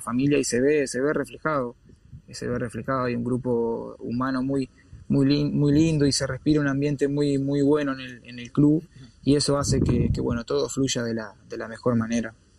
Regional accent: Uruguay; moved away as an adult; also born or lived in Spain / England; así somos los uruguayos

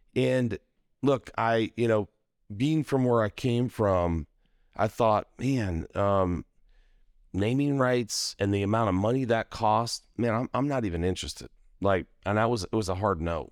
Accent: Idaho Falls, Idaho, United States; moved away as an adult; also born or lived in Utah; I grew up in Idaho Falls, Idaho.

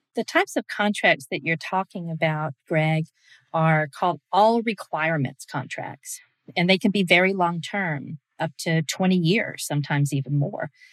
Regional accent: Georgia, United States; my home state of Georgia

